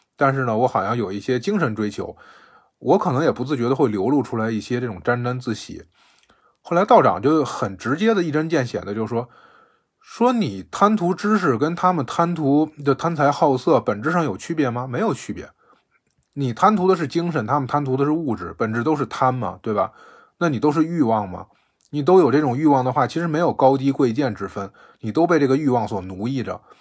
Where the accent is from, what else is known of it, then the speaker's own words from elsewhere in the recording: Beijing, China; 我是北京的